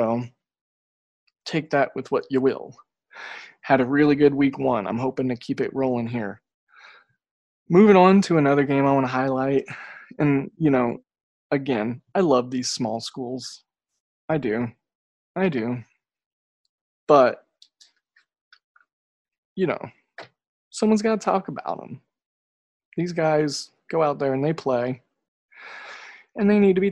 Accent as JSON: {"language": "English", "region": "Oklahoma", "country": "United States", "tie": "born or raised there", "said": "I grew up in Oklahoma."}